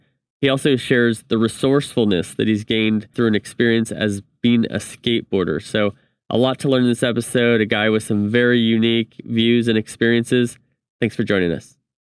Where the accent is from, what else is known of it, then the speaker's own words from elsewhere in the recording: Reedley, California, United States; I'm from this teeny tiny town called Reedley, California, next to Fresno.